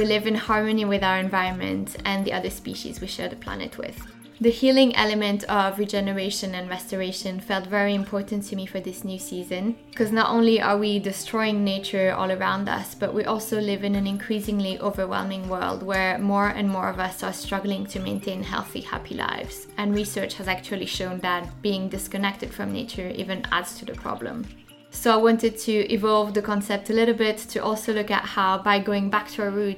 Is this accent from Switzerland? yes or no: yes; French-speaking Switzerland, Romandy, Switzerland; now in London, United Kingdom; I grew up in the French part of Switzerland, so that's where the accent is coming from.